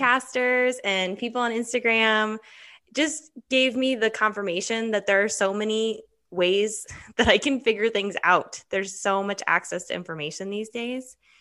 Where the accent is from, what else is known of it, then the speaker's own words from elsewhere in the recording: Henderson, Nevada, United States; also born or lived in Nebraska / Northern Arizona; I am from Henderson, a Henderson native. I also lived here my whole life